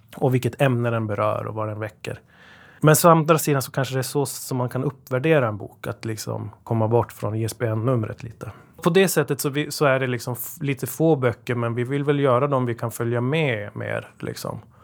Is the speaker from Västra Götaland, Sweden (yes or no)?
no; Luleå, Norrbotten County, Sweden; now in Gothenburg, Sweden; Vi kommer från Luleå, jag och Jonas, som min bror, som jag startat detta med och driver det med. Så att eh, norrbottningar som har vindlat ut i världen